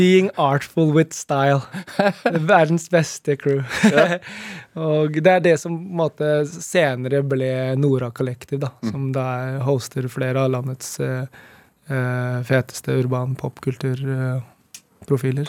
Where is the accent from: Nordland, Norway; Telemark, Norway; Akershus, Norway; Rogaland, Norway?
Akershus, Norway; Nittedal; Det er der jeg vokste opp